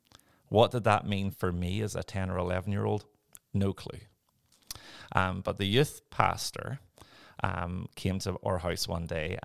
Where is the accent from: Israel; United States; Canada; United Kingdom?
United Kingdom; Northern Ireland; born there; So I was born in Northern Ireland. I will try and speak in a way that people will actually understand my lovely accent.